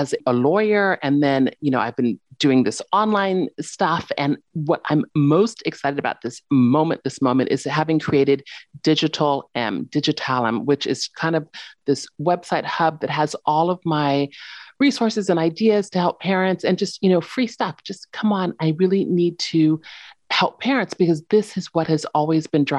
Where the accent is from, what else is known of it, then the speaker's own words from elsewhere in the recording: San Diego, California, United States; moved away as an adult; also born or lived in San Francisco; now in Paris, France; I'm originally from San Diego